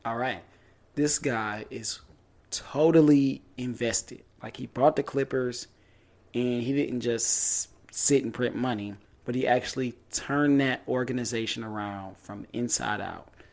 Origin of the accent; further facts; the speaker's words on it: Detroit, Michigan, United States; moved away; I'm from Detroit